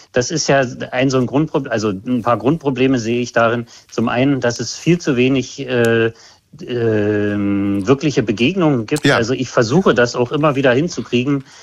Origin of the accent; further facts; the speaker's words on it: GDR, near the inner-German border, East Germany, Germany; Ich bin in der DDR aufgewachsen, äh, dicht an der äh, Grenze zum äh, anderen Teil Deutschlands